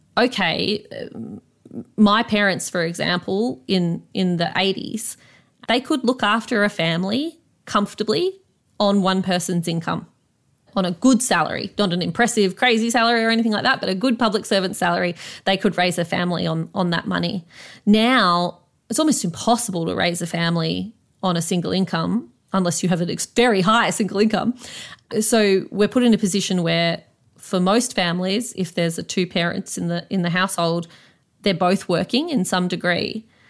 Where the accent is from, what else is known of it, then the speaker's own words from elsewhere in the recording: Canberra, Australian Capital Territory, Australia; growing up in Canberra